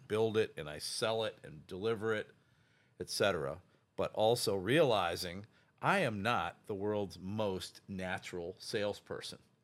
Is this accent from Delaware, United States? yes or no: no; Ohio, United States; now in Chicago, United States; My dad was a small town doctor back in my hometown in Ohio.